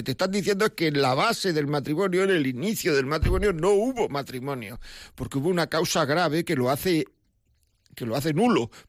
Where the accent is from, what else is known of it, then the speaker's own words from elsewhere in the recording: Granada, Andalusia, Spain; yo es que soy andaluz, yo soy de Granada.